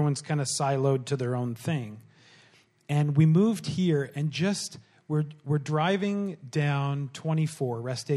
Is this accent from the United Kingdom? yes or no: no; Pembroke, Ontario, Canada; moved away; also born or lived in Bowmanville; I grew up in Pembroke